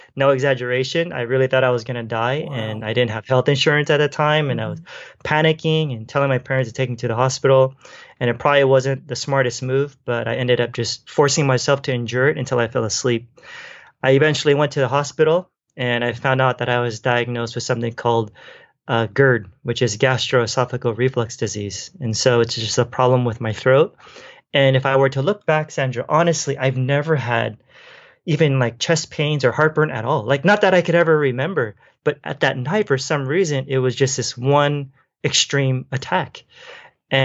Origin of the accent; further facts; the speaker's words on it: Philippines; And I'm Filipino, and so Filipino food is very oily